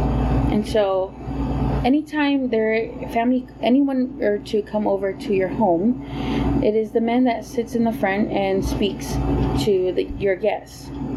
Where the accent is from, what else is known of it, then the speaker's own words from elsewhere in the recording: Hawaii, United States; born there; I am a U.S. citizen. I was born in Hawaii.